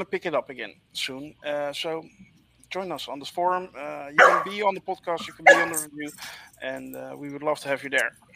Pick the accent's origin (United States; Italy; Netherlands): Netherlands